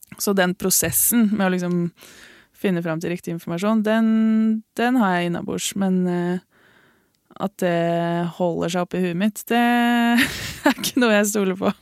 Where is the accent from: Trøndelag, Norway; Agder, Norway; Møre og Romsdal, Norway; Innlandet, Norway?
Innlandet, Norway; Lillehammer; also born or lived in Oslo / Ås, Akershus; Jeg er født i Oslo. Mm. Oppvokst på Ås i Akershus, eller Viken, da. Mm. Og så flytta jeg til Lillehammer da jeg begynte i fjerde klasse, så jeg føler meg egentlig litt som lillehamring